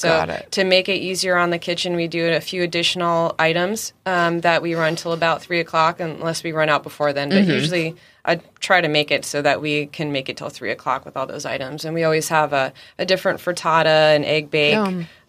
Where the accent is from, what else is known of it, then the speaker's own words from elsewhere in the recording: East Coast, United States; now in San Diego, United States; I'm originally from the East Coast